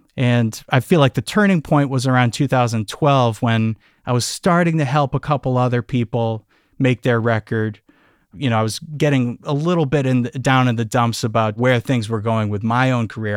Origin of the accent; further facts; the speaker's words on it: Amherst, Massachusetts, United States; I grew up just outside of Amherst, Massachusetts, so we're in the western part of the state